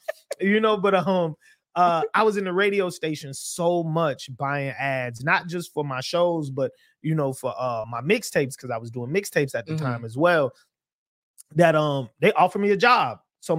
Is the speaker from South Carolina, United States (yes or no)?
yes; Charleston, South Carolina, United States; So they just used to call me …, because I'm from Charleston, South Carolina.